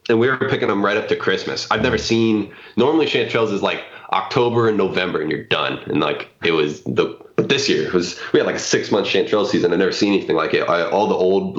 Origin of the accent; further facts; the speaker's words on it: Tacoma, Washington, United States; I grew up in Tacoma in the suburbs